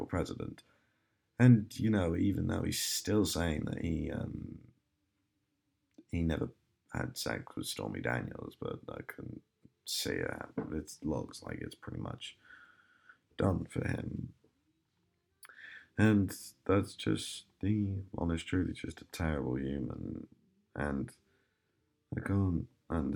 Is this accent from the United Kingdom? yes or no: yes; United Kingdom; being a British citizen